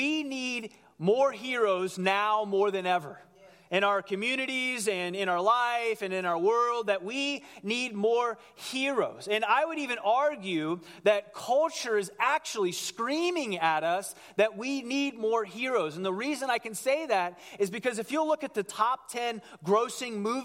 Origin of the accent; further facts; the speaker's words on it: Cincinnati, Ohio, United States; I grew up in Cincinnati